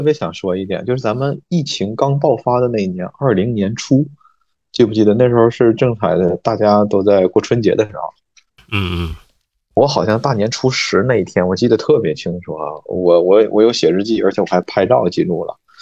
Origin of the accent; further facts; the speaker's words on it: Mudanjiang, Heilongjiang, China; now in Beijing, China; 像我们牡丹江，比你们那儿体量还要小